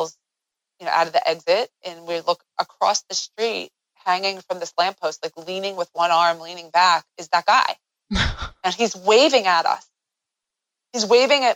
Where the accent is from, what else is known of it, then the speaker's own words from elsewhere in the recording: United States; I'm an American.